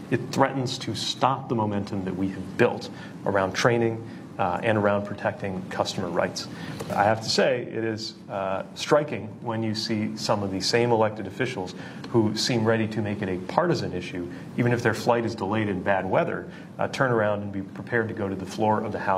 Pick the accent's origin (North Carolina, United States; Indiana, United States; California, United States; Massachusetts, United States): Indiana, United States; I'm gay, and I grew up in Indiana, so I'm not that worried about that.